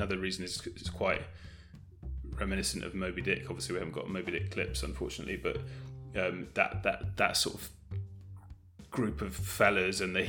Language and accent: English; Bristol, South West England, United Kingdom; I'm from Bristol